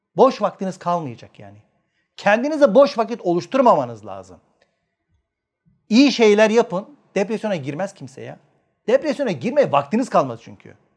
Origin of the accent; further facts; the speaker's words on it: Manisa, Turkey; ben Manisalıyım